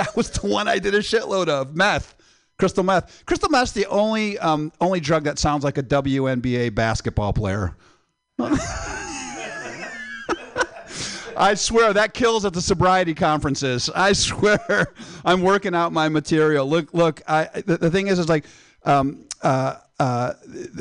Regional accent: Midwest, United States; moved away; I'm originally from the Midwest

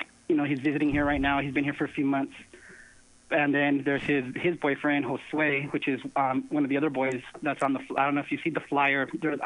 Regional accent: San Jose, California, United States; also born or lived in Stockton; at this moment, I'm actually living in Stockton. And I'm actually spending more time here in San Jose. I am from San Jose, so my roots are here.

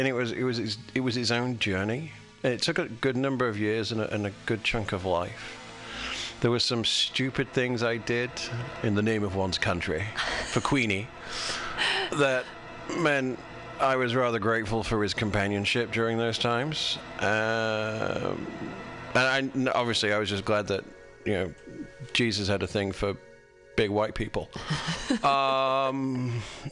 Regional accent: United Kingdom; moved away as an adult; now in United States; I'm British.

